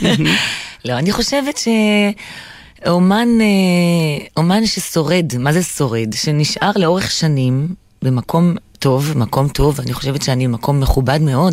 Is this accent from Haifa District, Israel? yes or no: no; Jerusalem, Jerusalem District, Israel; ההורים שלי ירושלמים, אבל הצאצאים זה מסוריה ומאזרבייג'אן ומכל מיני מקומות כאלה. וגדלתי בשכונה, ש... ליד שכונת הבוכרים שם